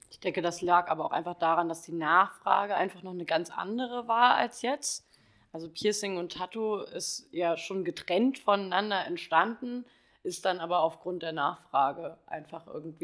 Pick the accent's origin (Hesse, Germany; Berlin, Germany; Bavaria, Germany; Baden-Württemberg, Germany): Hesse, Germany; Kassel; moved away as an adult; komme aus dem wunderschönen Kassel und bin im Mai 2019 aufgrund äh, des Naked Steels hergezogen